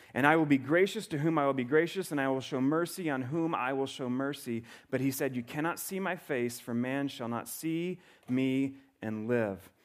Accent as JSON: {"language": "English", "region": "the South", "country": "United States", "tie": "born or raised there", "moved": "yes", "said": "I grew up in the South"}